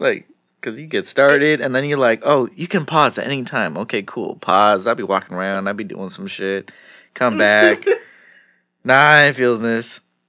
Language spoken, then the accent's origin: English; San Jose, California, United States; San Jose. San Jose.